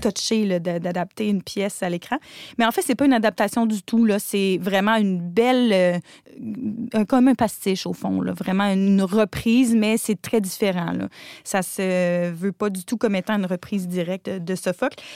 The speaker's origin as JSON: {"language": "French", "region": "Quebec", "country": "Canada", "said": "en tant que québécoise"}